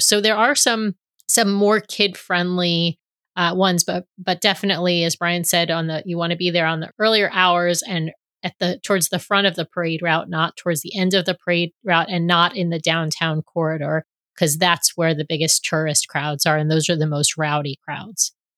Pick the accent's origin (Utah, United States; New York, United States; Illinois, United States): New York, United States; New York City; also born or lived in Seattle area; now in Seattle, United States; back in New York